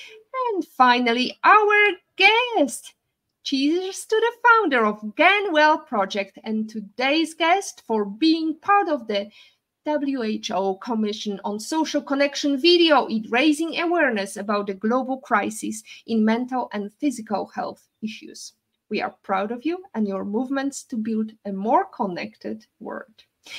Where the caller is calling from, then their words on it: Turks & Caicos Islands; English is a second language; I'm sure it's not as warm as here in Grand Terre, where I'm calling from in TCI, beautiful by nature.